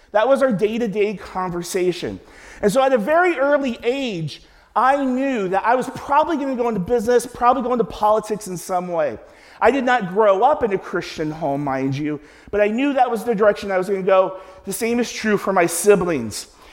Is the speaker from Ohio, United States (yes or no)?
yes; Cincinnati, Ohio, United States; I'm from Cincinnati.